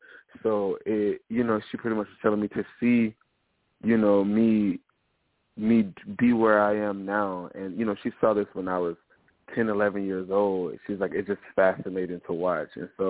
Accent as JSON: {"language": "English", "region": "South Carolina", "country": "United States", "tie": "born or raised there", "said": "I was born and raised in South Carolina"}